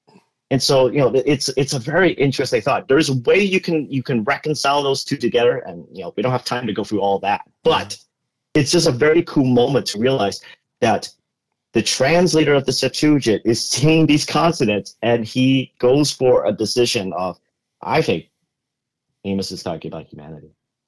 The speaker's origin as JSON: {"language": "English", "town": "Boston", "region": "Massachusetts", "country": "United States", "accent": "Boston", "said": "my parents are immigrants from originally Hong Kong. And I was born here. So I could speak English perfectly just fine, mm-hmm. even with a Boston accent, apparently."}